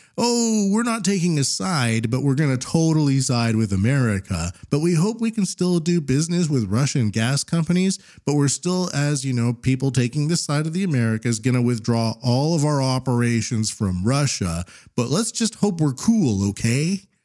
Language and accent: English; Canada; now in Japan; I'm a Canadian living in Japan